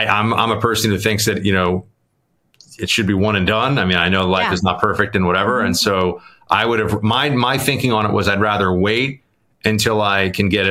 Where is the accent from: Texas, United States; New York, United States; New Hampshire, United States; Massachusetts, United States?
New York, United States; New York City; growing up in New York